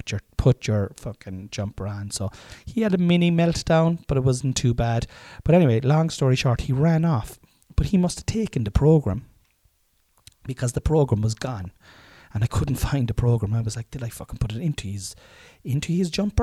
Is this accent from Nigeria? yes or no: no; Ireland; moved away as an adult; now in Killavullen, Ireland; like you would be had you gone to school, like I had done in Ballyclaw.